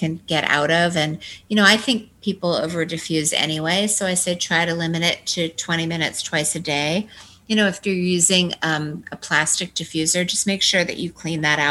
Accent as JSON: {"language": "English", "region": "Washington", "country": "United States", "tie": "born or raised there", "also_born_or_lived": "Manhattan", "moved": "as an adult", "said": "I grew up in Washington State"}